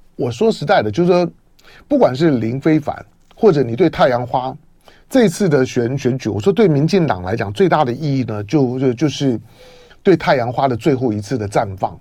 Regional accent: Taiwan; 我从小在闽南人社社群里面长大，我最小的时候呢，是一个闽南跟平平主族混居的社群

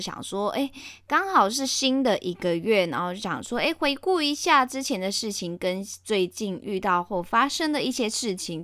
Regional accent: Malaysia; 我是马来西亚人

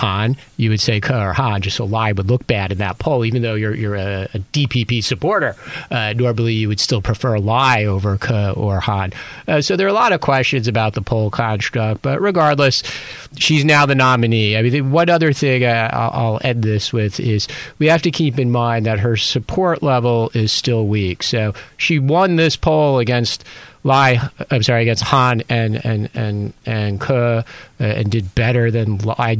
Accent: United States; now in Taiwan; being American

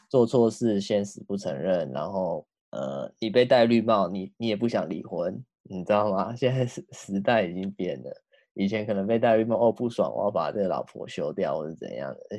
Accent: Tainan, Taiwan; 我们台南的

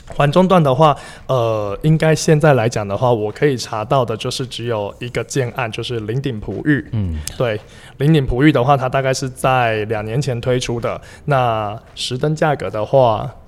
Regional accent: Taichung, Taiwan; 我们家从北区搬到潭子

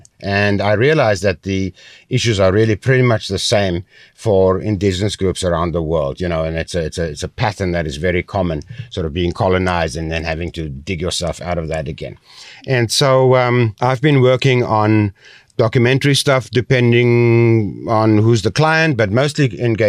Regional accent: South Africa; now in Taiwan; I come from South Africa. I'm a white Afrikaner male.

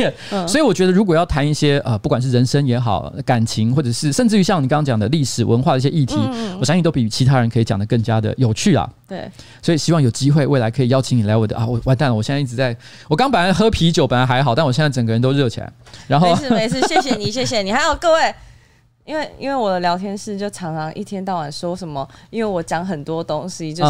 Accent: Argentina; now in Taiwan; 我在阿根廷长大，

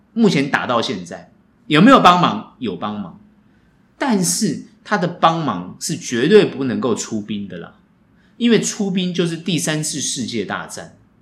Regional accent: Taiwan; 我们台湾人

